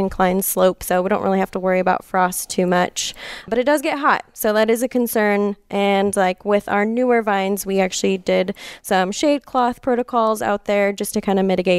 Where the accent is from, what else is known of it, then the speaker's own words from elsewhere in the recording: Lockwood, California, United States; I grew up in Lockwood.